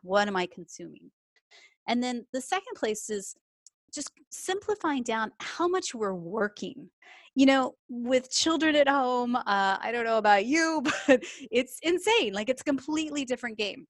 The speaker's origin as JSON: {"language": "English", "region": "Texas", "country": "United States", "moved": "as an adult", "lives_now": "United Kingdom", "said": "as you can tell from my accent, I'm from Texas originally, but I moved over to the U K in twenty fourteen"}